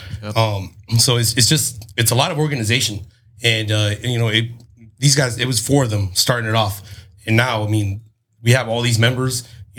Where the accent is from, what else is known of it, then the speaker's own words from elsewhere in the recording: Chula Vista, California, United States; I grew up here in Chula Vista. I went to Hilltop.